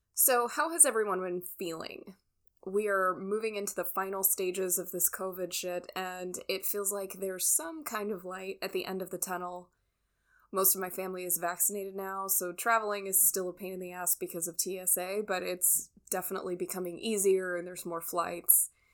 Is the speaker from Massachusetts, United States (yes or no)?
no; California, United States; moved away as an adult; also born or lived in Alabama; Growing up in California